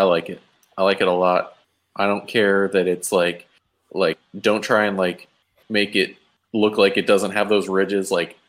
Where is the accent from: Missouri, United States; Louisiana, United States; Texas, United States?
Texas, United States; I'm from Texas